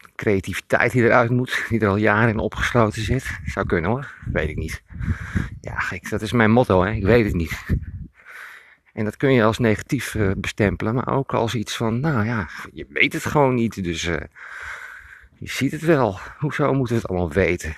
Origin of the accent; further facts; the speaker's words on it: Emmeloord, Flevoland, Netherlands; ik loop in mijn geboorteplaats Emmeloord